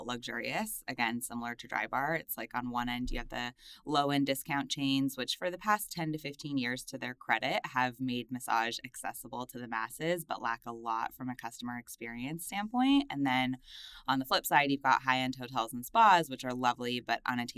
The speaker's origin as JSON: {"language": "English", "town": "Los Angeles", "region": "California", "country": "United States", "tie": "born or raised there", "said": "I'm from Los Angeles. I grew up in a little suburb outside of the city."}